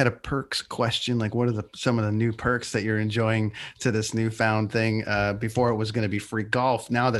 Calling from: British Columbia, Canada; You got to get out here. I'm in British Columbia and I'm telling you something, man, there's some buttes out here.

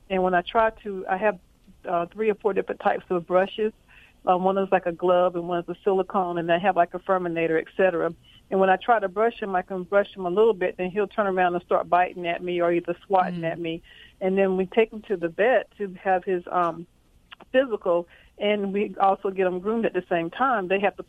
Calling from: Fayetteville, North Carolina, United States; I'm calling from Fayetteville, North Carolina, right outside of Fort Bragg.

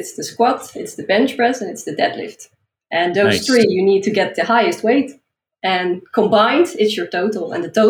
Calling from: Leiden, South Holland, Netherlands; I'm calling in from Leiden in the Netherlands. It's a bit below Amsterdam.

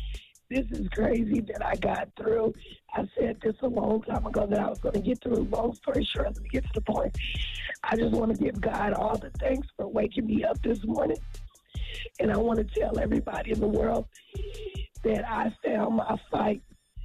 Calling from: Tulsa, Oklahoma, United States; I'm from Tulsa, Oklahoma.

